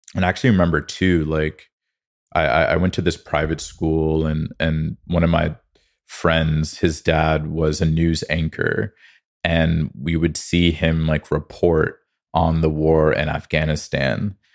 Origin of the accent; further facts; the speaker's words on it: Connecticut, United States; also born or lived in New Jersey; now in Los Angeles, United States; I grew up in Connecticut